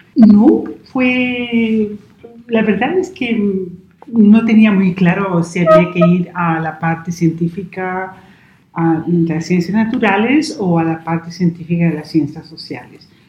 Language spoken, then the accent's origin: Spanish; Chile; born or raised there; moved away as an adult; also born or lived in United Kingdom; now in Braga, Portugal